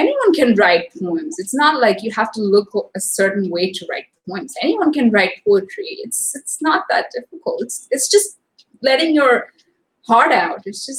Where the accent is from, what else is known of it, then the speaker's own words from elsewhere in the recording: Mumbai, Maharashtra, India; moved away as an adult; now in Chicago, United States; I'm from Mumbai. I'm on somewhere in Chicago right now.